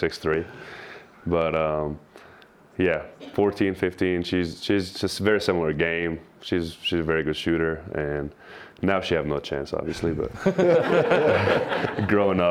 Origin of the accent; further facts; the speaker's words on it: Alexandria, Alexandria Governorate, Egypt; first language Arabic; English is a second language; moved away as an adult; also born or lived in Australia; now in Provo, United States; I grew up in Alexandria. Alexandria, Egypt is very, very different than Provo